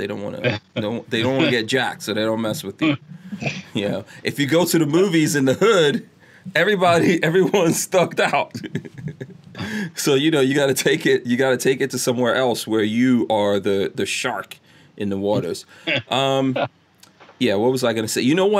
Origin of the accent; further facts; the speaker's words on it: New York City, New York, United States; now in Gainesville, United States; Queens, man, I'm from Queens, yo.